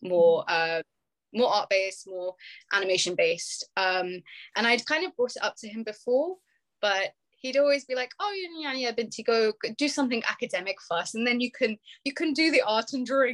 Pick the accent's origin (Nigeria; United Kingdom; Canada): United Kingdom; Birmingham, West Midlands; I was brought up in born and bred in Birmingham